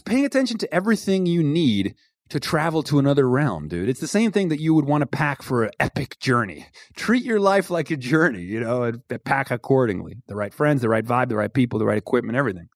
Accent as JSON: {"language": "English", "country": "Venezuela", "tie": "born or raised there", "first_language": "Spanish and English", "moved": "yes", "said": "I grew up in Venezuela, I was completely bilingual"}